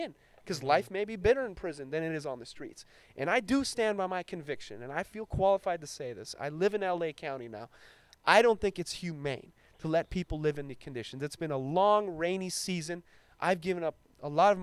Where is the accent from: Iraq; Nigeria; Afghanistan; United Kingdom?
Afghanistan; now in Long Beach, United States; I was born in Afghanistan